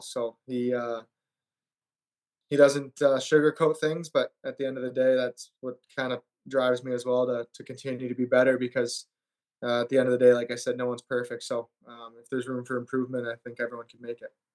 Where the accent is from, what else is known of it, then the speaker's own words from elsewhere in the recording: Granger, Indiana, United States; moved away; also born or lived in Sault Ste. Marie, Michigan / Rhode Island; it was a great place to grow up